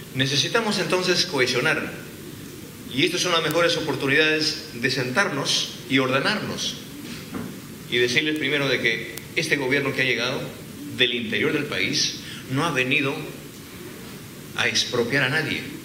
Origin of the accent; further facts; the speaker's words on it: Peru; en mi país